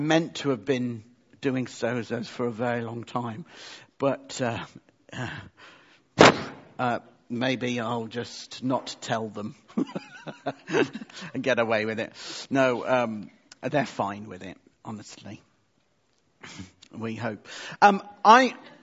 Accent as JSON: {"language": "English", "country": "United Kingdom", "said": "we are British"}